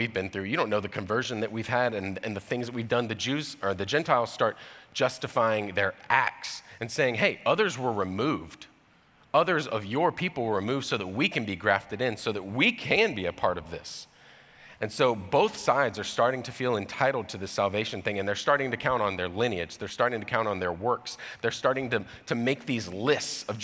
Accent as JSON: {"language": "English", "region": "Georgia", "country": "United States", "tie": "born or raised there", "said": "I grew up in Georgia, in the deep south"}